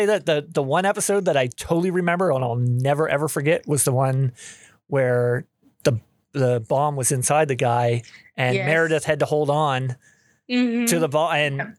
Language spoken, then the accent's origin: English; Canada; I'm Canadian.